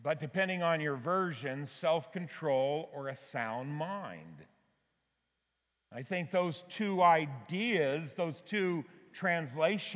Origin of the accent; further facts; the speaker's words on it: Auburn, California, United States; my hometown of Auburn, California